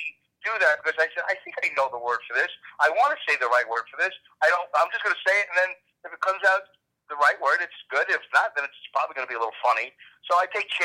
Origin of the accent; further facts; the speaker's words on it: New York City, New York, United States; a young Jewish boy growing up in Brooklyn